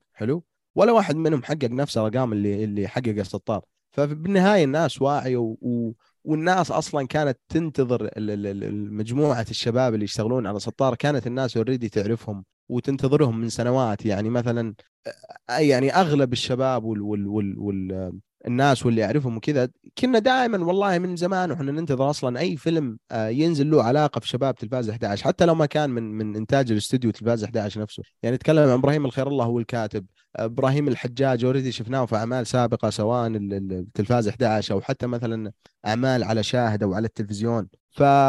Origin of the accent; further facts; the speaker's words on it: Saudi Arabia; إحنا كسعوديين